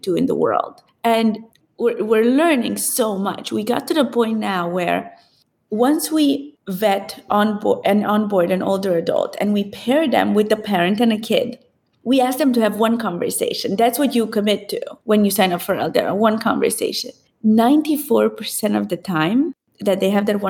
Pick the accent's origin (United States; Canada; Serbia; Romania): Romania; Transylvania; moved away; So because I grew up in Transylvania, raised by my grandparents